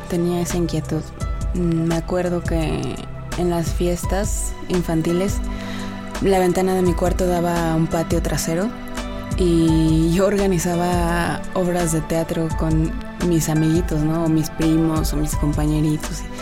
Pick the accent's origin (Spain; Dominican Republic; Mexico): Mexico; moved away